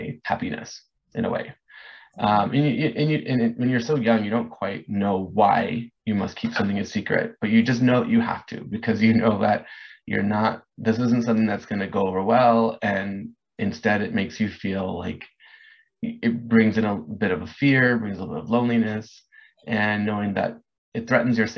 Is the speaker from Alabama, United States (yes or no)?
no; Orange County, California, United States; also born or lived in Los Angeles / Hollywood; I grew up in Orange County